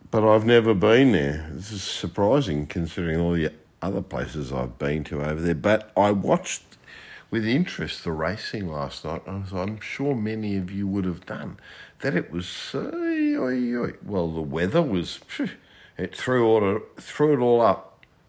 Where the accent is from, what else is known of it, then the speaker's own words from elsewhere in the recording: Australia; I'm an Australian